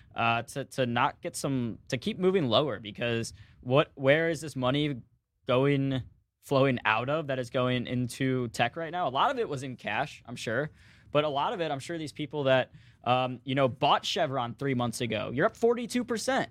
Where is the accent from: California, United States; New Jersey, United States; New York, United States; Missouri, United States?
Missouri, United States; St. Louis; where I'm from in Saint Louis